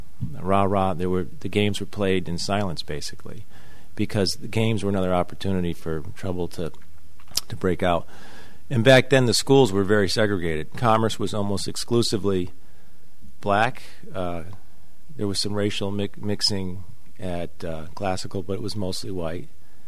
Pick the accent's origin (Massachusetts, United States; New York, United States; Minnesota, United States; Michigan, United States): Massachusetts, United States; Springfield; also born or lived in Wilbraham, Massachusetts; I grew up in the McKnight section of Springfield, which is a racially diverse section of Springfield.